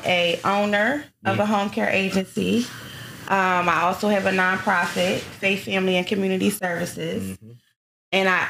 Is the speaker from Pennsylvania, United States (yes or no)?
yes; Philadelphia, Pennsylvania, United States; now in Atlanta, United States; born and raised in Philadelphia. Mm-hmm. That's where I come from, West Philadelphia. I moved to Atlanta, Georgia.